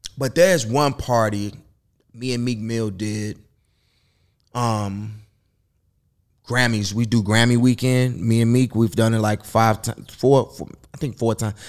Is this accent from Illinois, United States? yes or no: yes; Chicago, Illinois, United States; now in Los Angeles, United States; I'm from Chicago